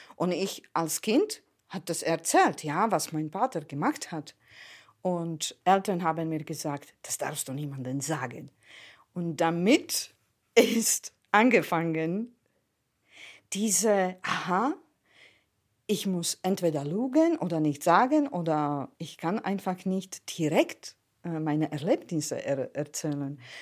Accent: Prešov, Slovakia; German is a second language; now in Germany; Ich bin geboren im Ostslowakei. Meine Kindheit ist eigentlich in Erinnerung mit den russischen Tanken verbindend

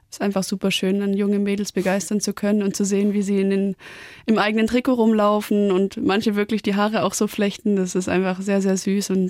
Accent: Baden-Württemberg, Germany; Weil klar, wir sind ja auch aus dem Schwabenland und ja.

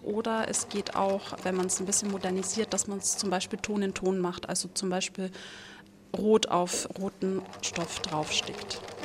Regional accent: Franconia, Bavaria, Germany; also born or lived in Nuremberg; bei uns in Franken

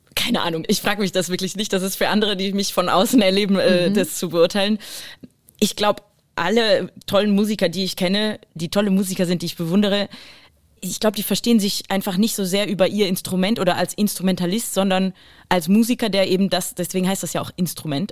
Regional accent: Düsseldorf, North Rhine-Westphalia, Germany; moved away; also born or lived in Basel, Switzerland; Ich bin, bin geboren in Basel, Basel ja. aber als Deutsche, also nicht als Schweizerin. Trotzdem Basel natürlich Rheinstadt also super mhm. wichtig, dann halt ein bisschen weiter bewegt nach Düsseldorf. Äh, ich würde schon Düsseldorf als meine Stadt empfinden

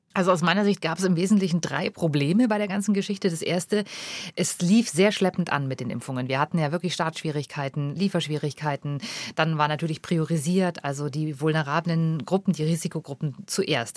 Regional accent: Germany; bei uns in Deutschland

